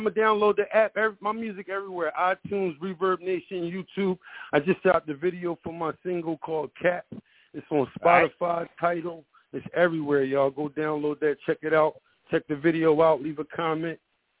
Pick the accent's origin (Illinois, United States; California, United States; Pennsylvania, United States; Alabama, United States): Pennsylvania, United States; Philadelphia; I'm from West Philly.